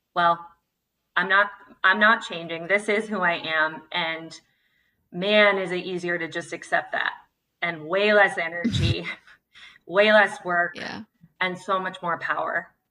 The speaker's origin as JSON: {"language": "English", "town": "Santa Cruz", "region": "California", "country": "United States", "also_born_or_lived": "San Francisco / New York", "moved": "yes", "said": "I'm from Santa Cruz, California. and then moved to San Francisco, New York and back"}